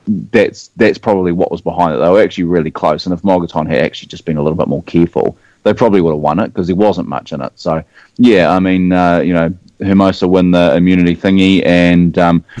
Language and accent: English; New Zealand; accent: New Zealand; Even as a Kiwi